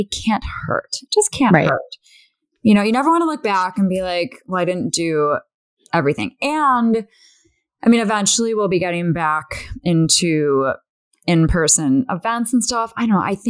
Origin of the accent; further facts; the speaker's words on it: Chicago, Illinois, United States; now in Los Angeles, United States; I'm from Chicago. I live in LA now